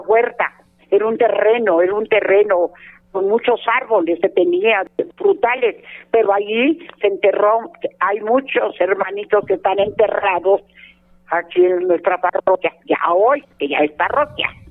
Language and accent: Spanish; Mexico City, Mexico; yo soy nativa, claro. Eh, eh, yo hice mi primera comunión aquí en la iglesia